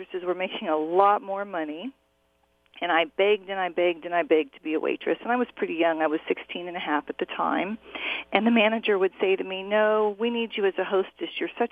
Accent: Orange County, California, United States; I grew up in Orange County, California

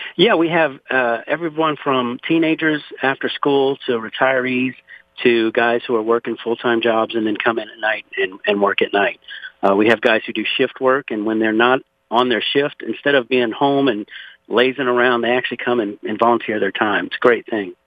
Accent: Pointe à la Hache, Louisiana, United States; now in Conroe, United States; I was born and raised in Louisiana, actually 60 miles south of New Orleans, in a place called Point Hash.

